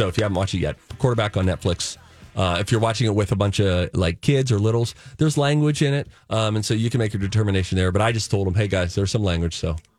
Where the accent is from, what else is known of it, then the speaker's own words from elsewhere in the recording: Pittsburgh, Pennsylvania, United States; now in Minnesota, United States; I'm a Pittsburgh Steelers fan, guys. I'm from Pittsburgh.